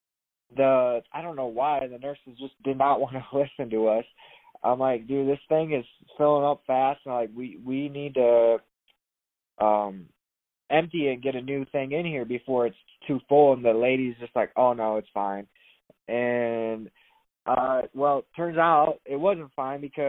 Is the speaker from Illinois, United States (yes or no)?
yes; Sterling, Illinois, United States; moved away; I'm from Illinois, a small town called Sterling